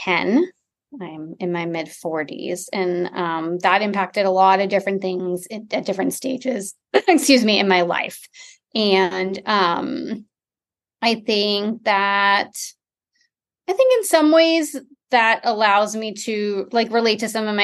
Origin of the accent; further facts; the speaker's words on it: Detroit, Michigan, United States; now in Austin, United States; I grew up in Michigan in the suburbs of Metro Detroit